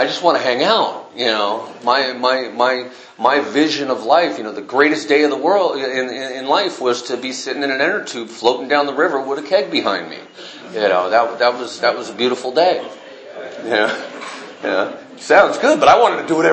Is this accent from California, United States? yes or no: yes; Northern California, United States; I was raised in Northern California